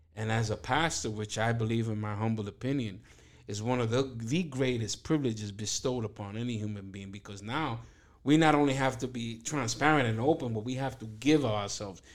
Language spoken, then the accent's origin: English; New York City, New York, United States; born and raised in East New York, first generation American from Dominican parents